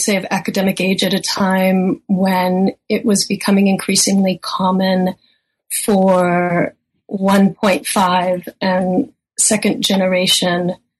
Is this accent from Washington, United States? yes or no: yes; Seattle, Washington, United States; moved away; also born or lived in Germany / Hawaii / Philippines; my dad is Filipino. I'm half Filipino. My mom is from Hawaii, and I grew up mostly in Seattle, Washington.